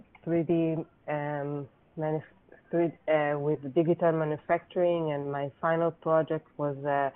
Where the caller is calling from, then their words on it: Israel; speaking from Israel.